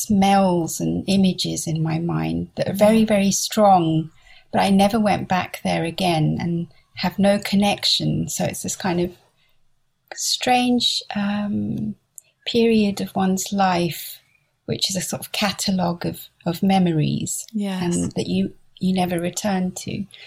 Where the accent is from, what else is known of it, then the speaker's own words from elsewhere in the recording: Liverpool, North West England, United Kingdom; also born or lived in Benghazi, Libya; So I grew up in Liverpool. And then when I was about one, my parents moved to Libya.